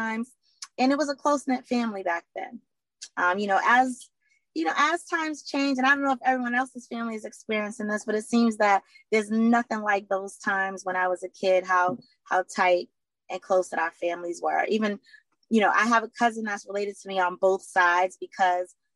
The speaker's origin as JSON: {"language": "English", "town": "Boston", "region": "Massachusetts", "country": "United States", "tie": "born or raised there", "said": "I am from Boston, Mass, born and raised here."}